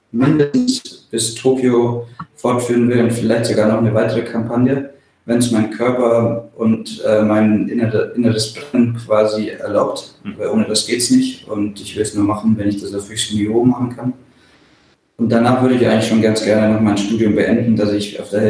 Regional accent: Bavaria, Germany; now in Kiel, Germany; aufgewachsen bin ich ja im Allgäu, also ganz auf der anderen Seite von Deutschland mhm. ähm, und wohne hier in Kiel seit 2009 fest.

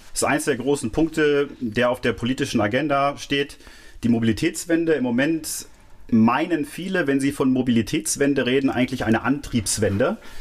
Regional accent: Clausthal-Zellerfeld, Lower Saxony, Germany; also born or lived in Göttingen; now in Mainz, Germany; groß geworden bin ich dann im Oberharz, im niedersächsischen Teil des Oberharzes, im geteilten Deutschland damals noch.

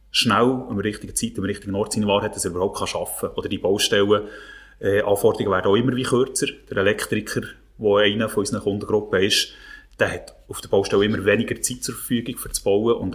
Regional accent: Thun, Bern, Switzerland; ich bin ja als … in Thun aufgewachsen. Wie gesagt, ich einigermaßen bescheidenen Verhältnis.

